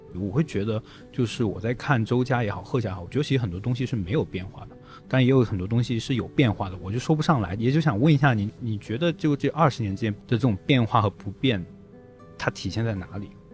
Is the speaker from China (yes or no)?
yes; Shenzhen, Guangdong, China; 我的祖籍是在四川，当时呢，就是说我其实算比较幸运了，我父母的那一代在九十年代初就来到了深圳打拼，然后慢慢在深圳立足